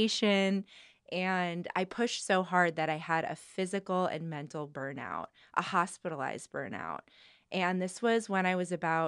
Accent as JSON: {"language": "English", "region": "New Jersey", "country": "United States", "tie": "born or raised there", "said": "I enjoyed my time growing up in New Jersey. I loved having access to New York whenever I wanted."}